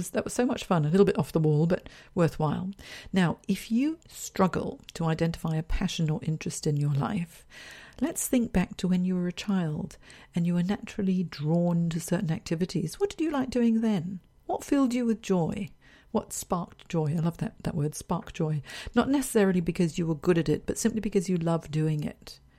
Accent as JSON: {"language": "English", "country": "Hong Kong", "also_born_or_lived": "San Francisco / London / Singapore", "moved": "yes", "lives_now": "Sydney, Australia", "said": "I'm originally from Hong Kong, so I moved from Hong Kong to San Francisco, San Francisco to London, London to Singapore, Singapore to Sydney, then back to Singapore again, then back to Sydney."}